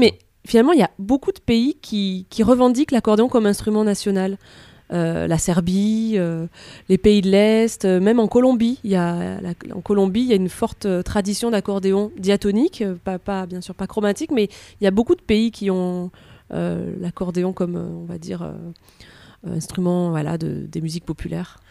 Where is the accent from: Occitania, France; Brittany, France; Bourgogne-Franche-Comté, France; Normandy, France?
Occitania, France; near Perpignan; j'ai grandi près de Perpignan